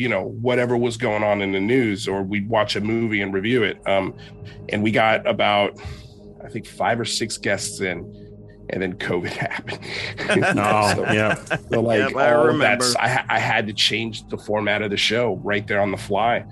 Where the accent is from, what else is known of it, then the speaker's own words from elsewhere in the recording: Miami, Florida, United States; moved away; also born or lived in New York City; I'm Cuban, you're from Miami, I'm from Miami